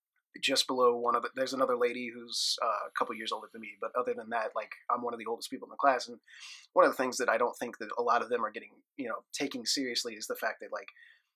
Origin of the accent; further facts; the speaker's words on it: Florissant, Missouri, United States; worked in a jail in my hometown of Florissant